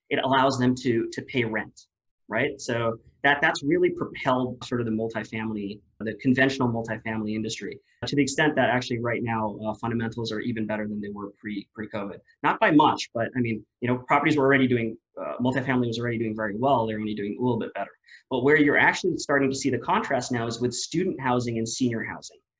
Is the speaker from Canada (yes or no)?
no; Philippines; moved away as an adult; also born or lived in Washington, D.C., United States; now in Austin, United States; me being born and raised in the Philippines